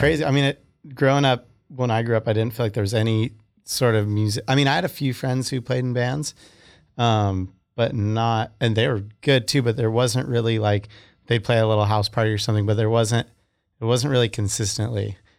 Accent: Santa Barbara, California, United States; I was from Santa Barbara

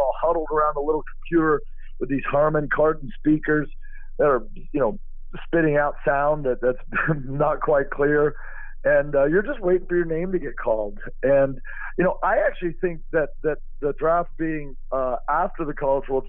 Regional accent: Austin, Texas, United States; Growing up in Austin, I was James Street's son.

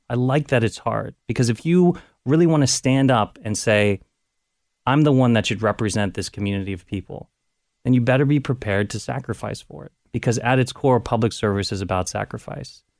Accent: Cincinnati, Ohio, United States; moved away as an adult; also born or lived in Washington, D.C.; I wanted to come back to Cincinnati, wanted to come back to Ohio.

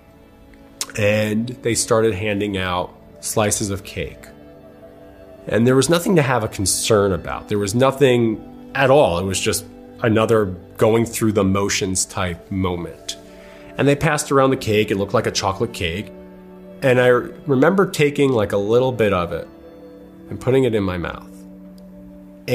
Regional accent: Long Island, New York, United States; moved away as an adult; also born or lived in Connecticut; now in Los Angeles, United States; I'm from Long Island, New York. I grew up in a very wonderful, loving household.

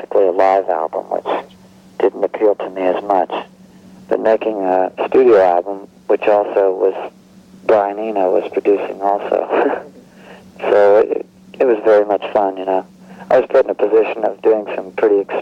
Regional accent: Cincinnati, Ohio, United States; moved away as an adult; now in Springfield, United States; I grew up in Cincinnati, Ohio.

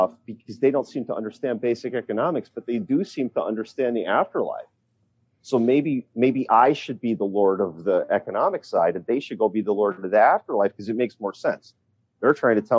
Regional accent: Pennsylvania, United States; my home state of Pennsylvania

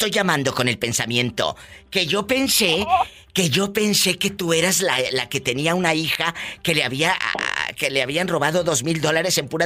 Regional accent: Matamoros, Tamaulipas, Mexico; bueno, yo soy de Matamoros, Tamaulipas, y Nuevo León es igual, mucho calor.

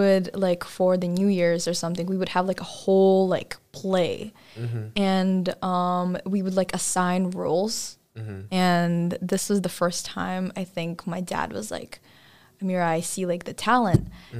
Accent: Kazakhstan; now in United States; because I wasn't born here and it's not my country. My home country is Kazakhstan, and I want to be remembered by those people.

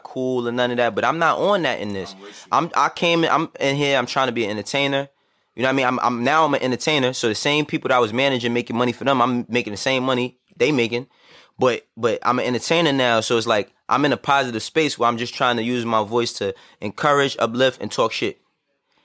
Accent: New York City, New York, United States; also born or lived in Harlem; I'm from Harlem, but I am from the Bronx as well. I was born and raised in the Bronx, and then I moved to Harlem

